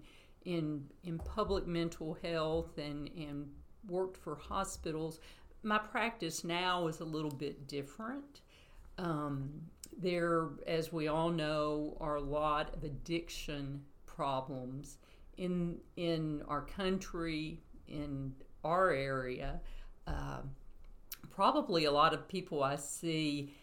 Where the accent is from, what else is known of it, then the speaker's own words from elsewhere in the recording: Chattanooga, Tennessee, United States; now in Athens, United States; I grew up in Chattanooga